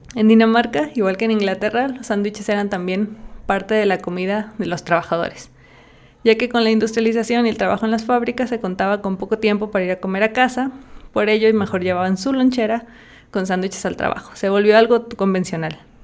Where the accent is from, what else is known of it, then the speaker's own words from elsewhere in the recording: Zinapécuaro, Michoacán, Mexico; yo soy de un pueblito en Michoacán que se llama Sinapecuero.